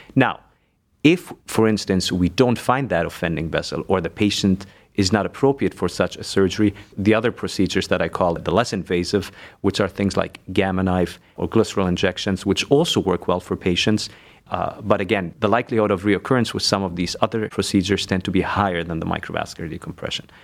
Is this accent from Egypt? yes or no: yes; Egypt; moved away as an adult; also born or lived in Germany; now in Cleveland, United States; So, I was born and raised in Egypt. I lived there most of my life. Six years I lived actually in Germany as well.